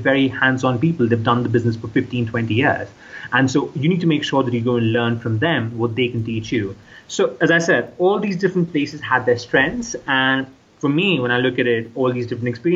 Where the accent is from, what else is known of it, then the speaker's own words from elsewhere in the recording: India; moved away as an adult; also born or lived in United States / United Kingdom; I grew up in India, so I had a pretty good idea of the local culture